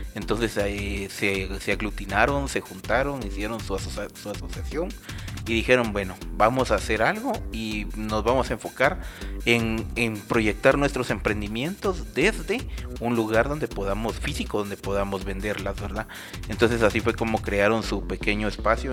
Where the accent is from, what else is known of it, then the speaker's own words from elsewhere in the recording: Guatemala; como chapines